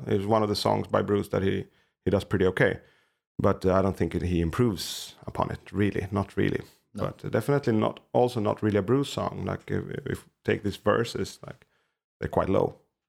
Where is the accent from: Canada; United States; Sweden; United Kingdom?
Sweden; Haninge, Stockholm County; one of the songs that got mentioned where I was growing up in Haninge.